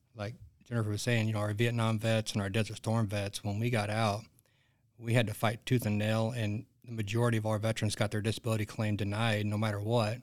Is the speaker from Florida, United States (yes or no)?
no; Arkansas, United States; I grew up in the, in the sticks in Arkansas